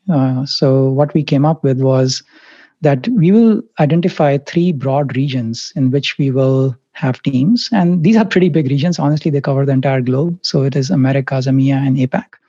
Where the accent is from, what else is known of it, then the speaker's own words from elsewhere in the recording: Mumbai, Maharashtra, India; I grew up in India, Bombay, Mumbai